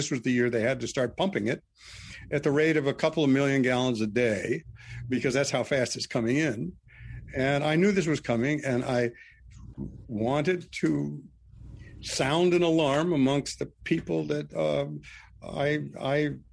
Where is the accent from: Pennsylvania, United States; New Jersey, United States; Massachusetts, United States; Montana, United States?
Montana, United States; Missoula; also born or lived in Vancouver Island; my hometown, Missoula